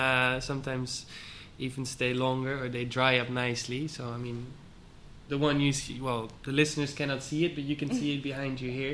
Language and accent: English; Aalsmeer, North Holland, Netherlands; moved away as an adult; also born or lived in Amsterdam / Mexico; now in Switzerland; I was born in Holland and grew up in Holland in Aalsmeer, which is a little village close to Amsterdam, known for the flowers.